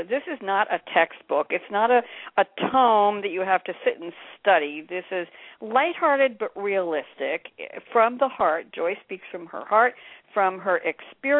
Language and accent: English; New York, United States; accent: Pennsylvania twang; I am from New York, born and bred